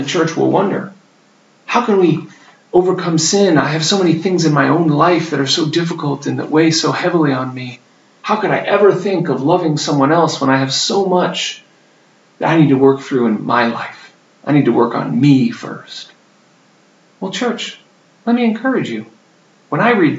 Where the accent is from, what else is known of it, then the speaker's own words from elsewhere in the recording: United States; moved away; I grew up in the United States